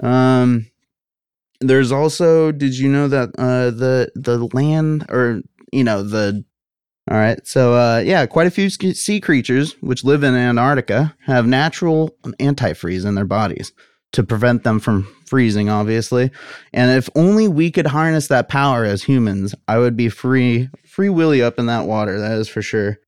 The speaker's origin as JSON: {"language": "English", "country": "United States", "said": "I'm an American."}